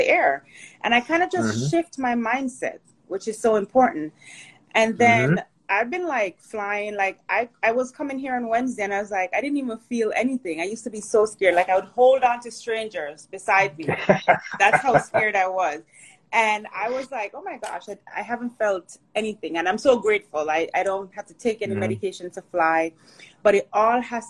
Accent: Portmore, Saint Catherine, Jamaica; also born or lived in Kingston, Jamaica; now in United States; I was born in Kingston, raised in St. Catherine, Portmore.

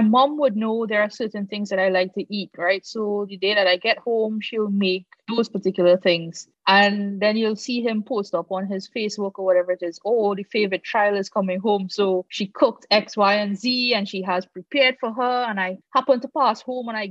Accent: Trinidad & Tobago; moved away as an adult; now in Antigua, Antigua and Barbuda; I'm from Trinidad

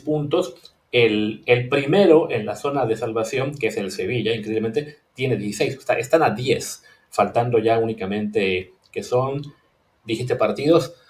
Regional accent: Mexico; nuestro país

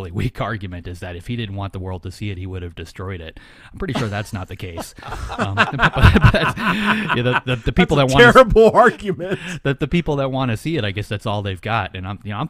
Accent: Florida, United States; my friends and family, we're from Florida, from that area

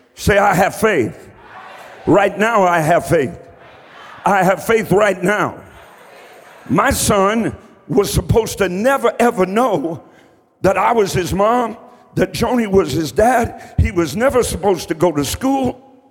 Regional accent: Columbus, Ohio, United States; also born or lived in Eastern Kentucky; When I was a young boy, I grew up on the southeast side of Columbus, Ohio.

